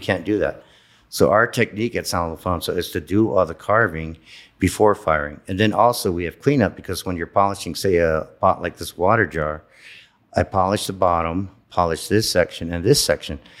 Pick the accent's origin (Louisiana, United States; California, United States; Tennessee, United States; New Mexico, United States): New Mexico, United States; San Ildefonso Pueblo; I grew up in the Pueblo. I grew up in my grandparents' house